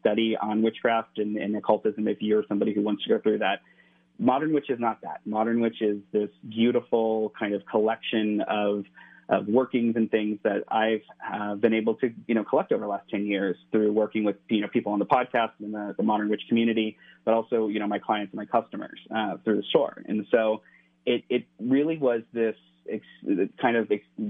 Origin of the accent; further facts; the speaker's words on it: Cincinnati, Ohio, United States; now in California, United States; But I'm from the Midwest. I grew up in right outside of Cincinnati.